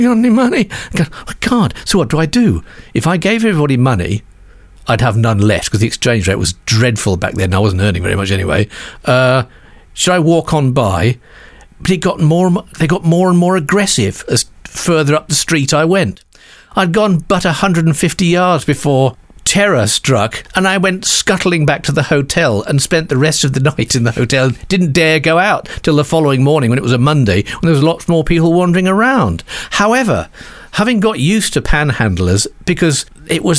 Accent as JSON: {"language": "English", "region": "England", "country": "United Kingdom", "said": "I was a totally unsullied Englishman"}